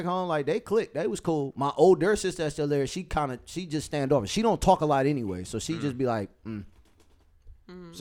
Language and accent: English; Detroit, Michigan, United States; Grew up on Sunset.